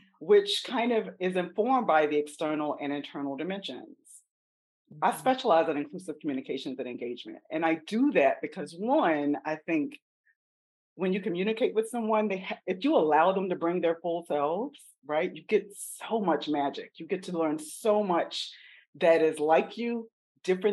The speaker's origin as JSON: {"language": "English", "region": "South Carolina", "country": "United States", "said": "I'm from South Carolina, so I'm a country Southern Black woman."}